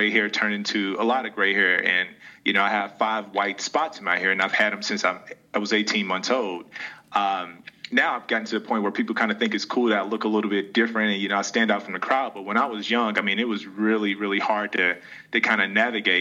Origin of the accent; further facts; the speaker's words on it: St. Louis, Missouri, United States; I'm originally from St. Louis. I grew up in North County